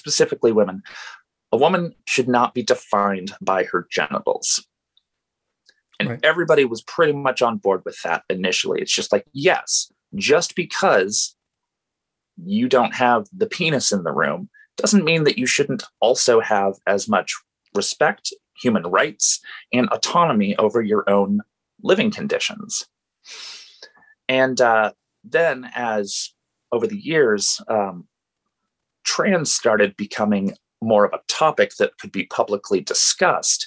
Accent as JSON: {"language": "English", "town": "Portland", "region": "Oregon", "country": "United States", "tie": "born or raised there", "said": "I've grown up in Portland in the Pacific Northwest"}